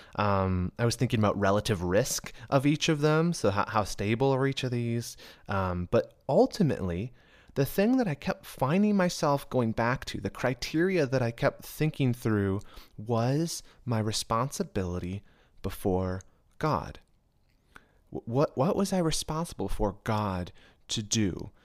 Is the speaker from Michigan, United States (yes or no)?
yes; Michigan, United States; moved away; I was actually candidating at a church in my hometown of Michigan